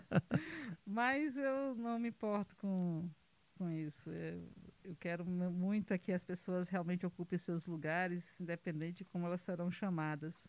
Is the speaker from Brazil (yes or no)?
yes; Pedra Branca, Brazil; Sou, sou do município de Pedra Branca